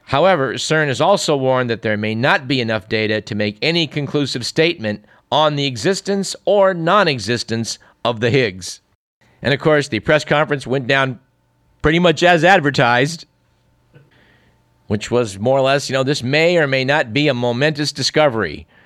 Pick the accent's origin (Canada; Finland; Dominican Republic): Canada; No, I, am not American, I'm, I'm from Canada.